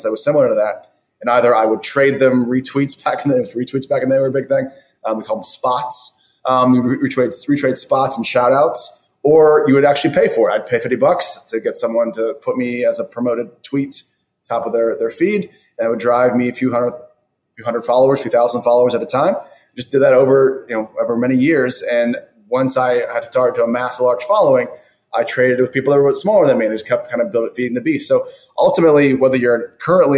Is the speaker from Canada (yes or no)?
no; South Florida, United States; moved away as an adult; now in Los Angeles, United States; I was from South Florida originally